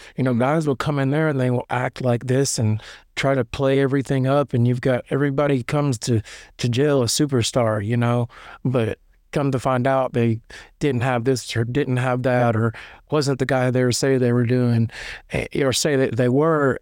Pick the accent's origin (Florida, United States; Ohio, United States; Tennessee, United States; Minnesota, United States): Tennessee, United States; Lebanon; I'm from, like, Lebanon, Tennessee. It's, like, twenty minutes east of Nashville